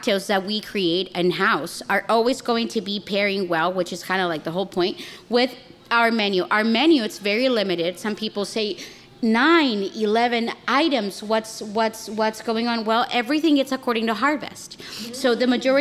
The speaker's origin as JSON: {"language": "English", "country": "Chile", "tie": "born or raised there", "moved": "as an adult", "lives_now": "United States", "said": "I'm South American, I'm Chilean."}